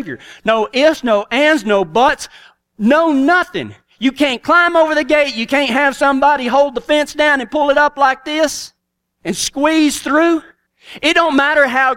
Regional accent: Big Lake, Texas, United States; I'm from right outside of Big Lake, Texas, on the Rocker B Ranch

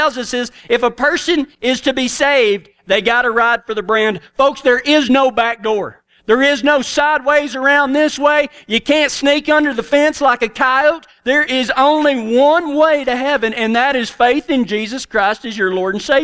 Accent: Big Lake, Texas, United States; I'm from right outside of Big Lake, Texas, on the Rocker B Ranch

